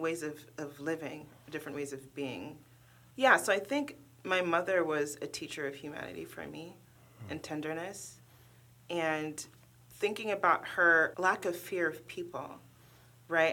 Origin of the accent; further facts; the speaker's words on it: Oakland, California, United States; English is a second language; moved away as an adult; now in Cincinnati, United States; growing up in Oakland, my mother used to walk me and my older sister to the bus stop